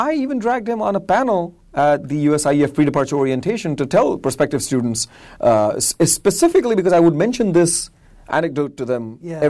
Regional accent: India; also born or lived in Florida, United States; I'm from India

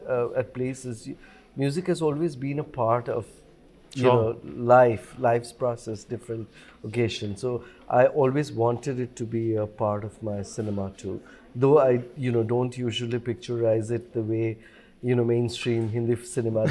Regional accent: Bhutan; when I was growing up in Bhutan

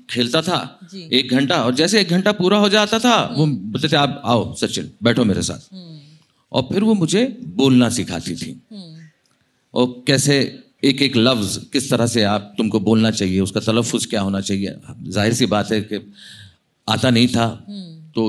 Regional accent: India; first language Marathi; Hindi is a second language; मैंने कहा मेरी मदर टंग मराठी है और घर में क्या बोलते हो बोले मराठी बोलता हूँ

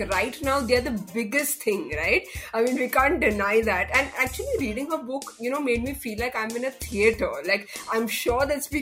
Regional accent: Bahrain; I was born and brought up in Bahrain

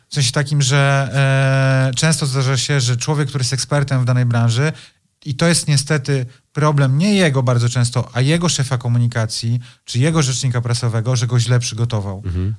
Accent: Poland; jestem z Polski

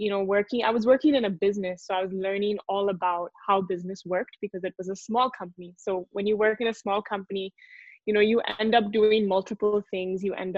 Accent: India; He came to India as an IIT professor. So I grew up in India.

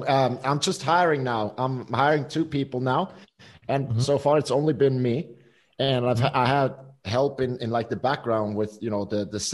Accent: Switzerland; we grew up here in Switzerland

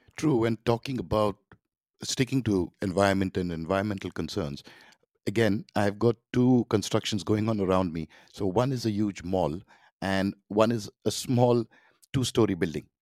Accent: Mumbai, Maharashtra, India; I grew up in Mumbai

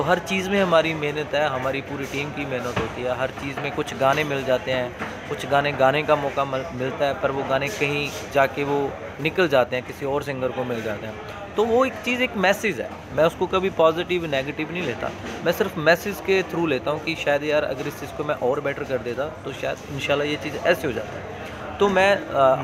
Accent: Punjab, India; first language Punjabi; Hindi is a second language; देखो ओबियसली मैं पंजाब से हूँ तो अपनी पंजाबी लैंग्वेज को मैं फर्स्ट

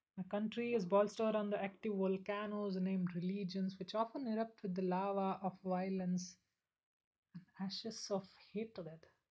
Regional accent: Akola, Maharashtra, India; I'm from Akola in Maharashtra.

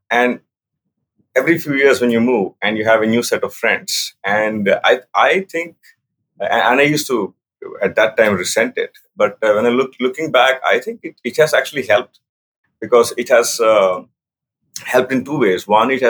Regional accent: Andhra Pradesh, India; also born or lived in Delhi; So, my upbringing was all over the place, but more in India. So, I grew up mostly in Andhra Pradesh, what was in Andhra Pradesh, including Tirupati, Vizag, Hyderabad.

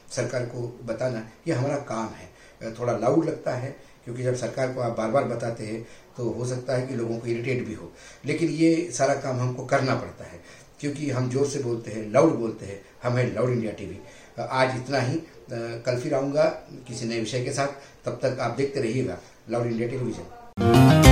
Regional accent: Vidarbha, Maharashtra, India; मैं खुद विदर्भ से आता हूँ

